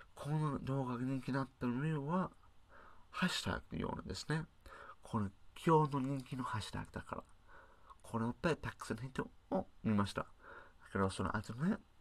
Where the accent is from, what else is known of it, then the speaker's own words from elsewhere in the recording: United Kingdom; Japanese is a second language; now in Japan; 私は英国人でしょ日本に暮らしているデータサイエンティスト